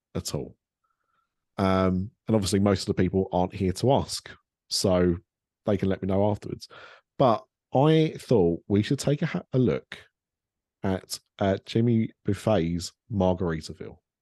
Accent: Ilford, London, United Kingdom; she was born and raised in Ilford. That's where I was born and raised

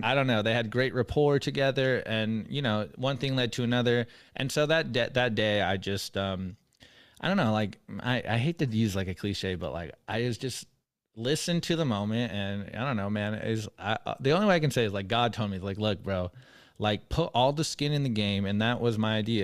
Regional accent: San Diego, California, United States; moved away as an adult; also born or lived in Mexico; now in Texas, United States; I grew up in California. I'm from San Diego

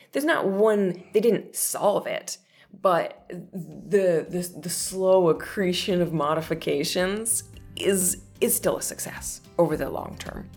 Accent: northern Minnesota, United States; I grew up on, you know, an old, derelict old dairy farm in northern Minnesota

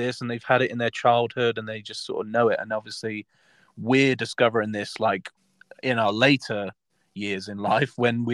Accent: Southampton, South East England, United Kingdom; my hometown is Southampton

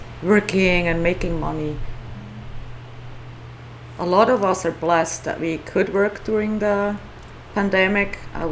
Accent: Switzerland; English is a second language; moved away as an adult; also born or lived in New York; now in Maui, United States; I grew up in Switzerland. Uh-huh. My dad was Swiss, and my mom is Italian.

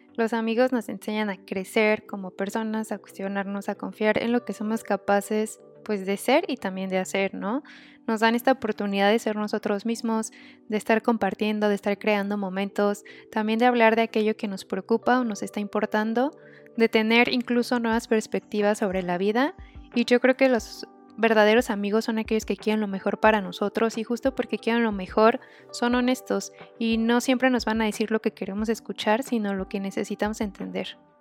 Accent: Puebla, Mexico; Como buena poblana

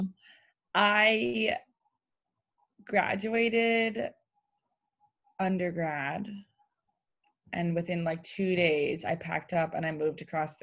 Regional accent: Croton-on-Hudson, New York, United States; I am from Croton on Hudson, New York, where I am now with my parents

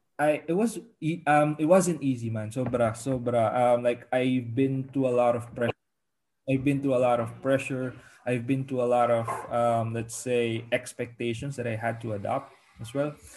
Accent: Manila, Metro Manila, Philippines; moved away as an adult; also born or lived in Nueva Ecija, Philippines; now in Lille, France; I was born in Manila

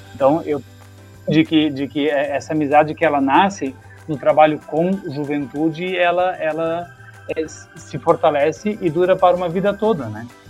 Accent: Timbó, Santa Catarina, Brazil; moved away as an adult; eu saí de Timbó, então toda essa, essa vivência de grupo de juventude, assim como você tem, é, ela foi um pouco é, rompida na época porque eu fui embora para outro estado

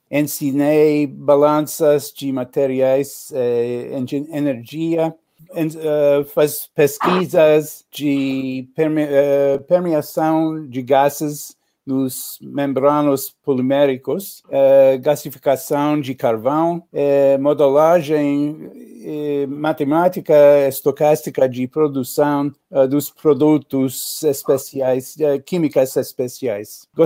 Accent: New York, United States; born there; Portuguese is a second language; Nasci em Nova York, uh, cresci em vários lugares uh, nos Estados Unidos.

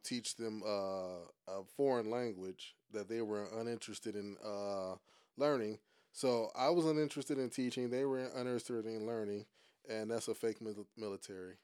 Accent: Cleveland, Ohio, United States; moved away as an adult; also born or lived in Saudi Arabia / South Korea; I'm from Cleveland

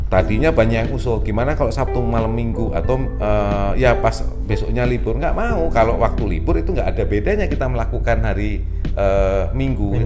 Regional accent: Lampung, Indonesia; also born or lived in Yogyakarta; now in Jakarta, Indonesia; Eh, ibu saya memang dari Jogja, bapak saya dari Jawa Timur, tapi saya lahir di Lampung

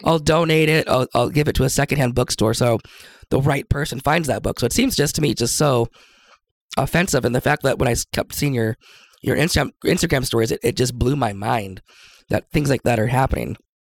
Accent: Seattle, Washington, United States; now in Idaho, United States; I'm from Seattle growing up

